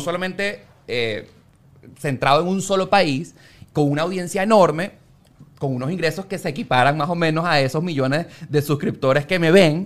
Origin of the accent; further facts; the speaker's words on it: Valencia, Carabobo, Venezuela; moved away; also born or lived in Caracas; yo soy de Valencia, me mudé para Caracas